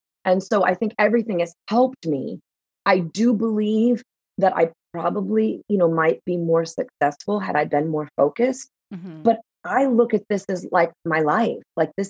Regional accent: Texas, United States; I came from Texas, all my original movies were shot in Texas.

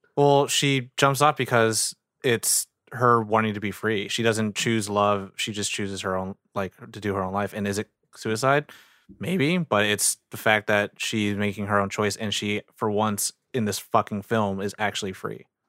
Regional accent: United States; as an American viewer, as a Asian dude

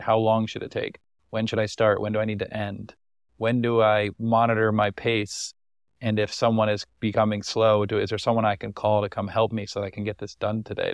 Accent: United States; as an American traveler

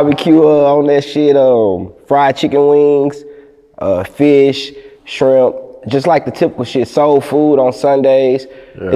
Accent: Palestine, Texas, United States; moved away as an adult; also born or lived in Houston, Texas / Oklahoma; growing up in Palestine, man, I ain't gonna lie, that shit made me. Population of 18K.

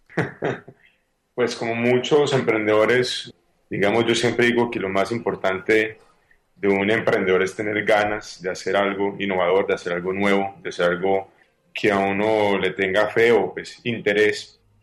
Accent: Paisa, Antioquia, Colombia; yo soy un colombiano, soy paisa

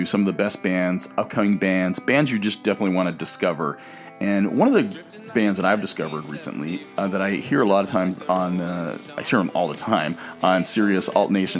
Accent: Los Angeles, California, United States; we're from Los Angeles

